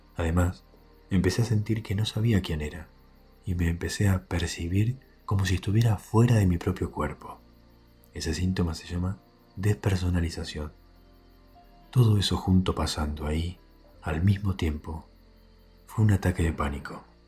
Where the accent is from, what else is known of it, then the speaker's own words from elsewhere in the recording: Quiroga, Buenos Aires Province, Argentina; moved away as an adult; also born or lived in La Plata; Cuando cumplí 18 años, me mudé de mi pueblito Quiroga a la ciudad de La Plata para estudiar medicina